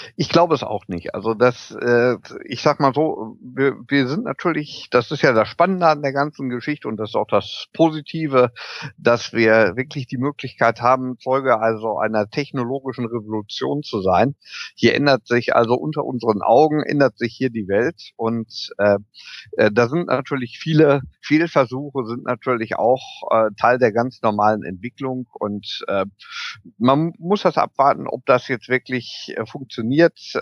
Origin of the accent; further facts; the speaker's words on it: Germany; bei uns in Deutschland